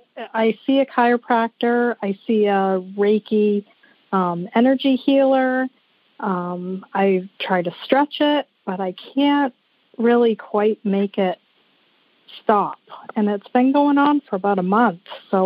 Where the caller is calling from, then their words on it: Wiscasset, Maine, United States; We are calling from Wiscasset, Maine.